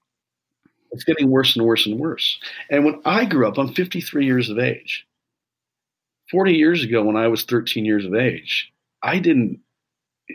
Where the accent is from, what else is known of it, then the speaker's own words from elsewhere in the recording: Canada; I grew up in Canada, we didn't have a lot